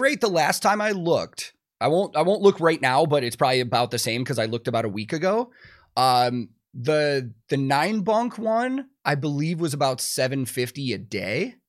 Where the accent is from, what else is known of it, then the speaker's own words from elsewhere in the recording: small town outside of Chicago, Illinois, United States; now in Nashville, United States; I grew up in a very small town outside of Chicago